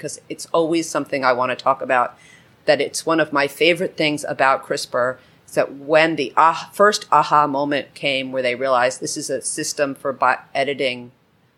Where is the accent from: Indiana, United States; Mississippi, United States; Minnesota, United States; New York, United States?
New York, United States; As a New Yorker